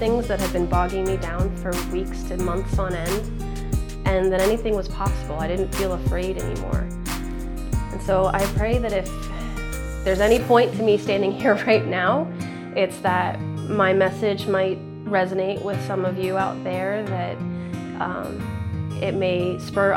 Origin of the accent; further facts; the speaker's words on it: D.C., Virginia near Washington, United States; I grew up in Virginia near Washington, D.C.